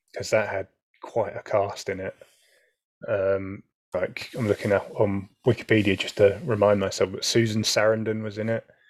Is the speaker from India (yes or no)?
no; United Kingdom; as a Brit